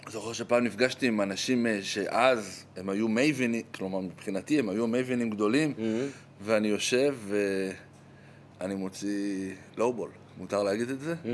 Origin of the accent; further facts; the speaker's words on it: Jerusalem, Jerusalem District, Israel; also born or lived in Golan Heights / United States / Tel Aviv; אה, נולדתי באמת ברמת הגולן, אחרי זה חזרנו לירושלים, היה לי שנה בארצות הברית, הרבה שנים בתל אביב.